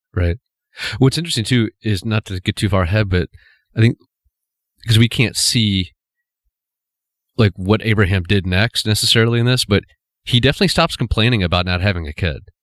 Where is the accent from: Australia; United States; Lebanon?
United States; we as American culture